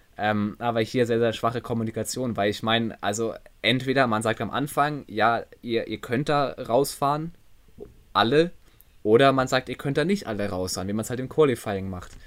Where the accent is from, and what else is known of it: Germany